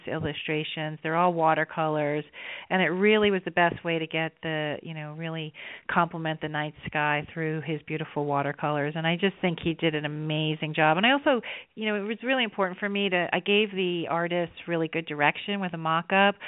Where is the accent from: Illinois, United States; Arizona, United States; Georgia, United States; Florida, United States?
Florida, United States; South; I grew up in South Florida